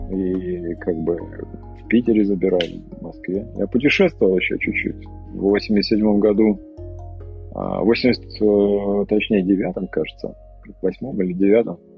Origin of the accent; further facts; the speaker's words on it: Sevastopol, Crimea, Ukraine; Ну-ну, вот, я, я родился в Севастополе, и как бы э, я там недолго жил, в принципе. После того, как я вернулся вот в 87 году, я прожил там до 97 -го года почти 11 лет, короче. Вот, собственно. Вот, но как бы все равно считаю Севастополь родным городом.